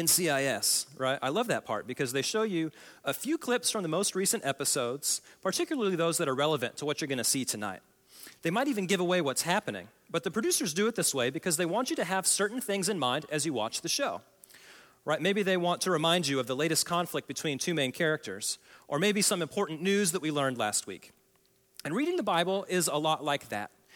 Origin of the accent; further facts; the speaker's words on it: Oklahoma, United States; I come from Oklahoma